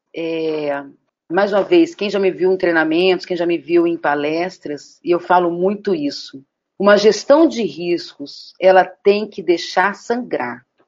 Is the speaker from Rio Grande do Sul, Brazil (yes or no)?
no; Brasília, Federal District, Brazil; sou de Brasília